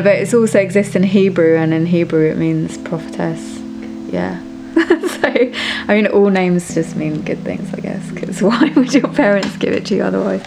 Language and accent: English; London, United Kingdom; I grew up in London, born and bred